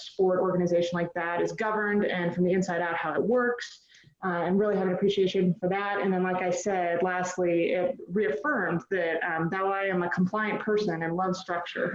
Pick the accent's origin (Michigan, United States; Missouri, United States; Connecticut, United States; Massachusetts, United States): Missouri, United States; St. Louis; St. Louis, my hometown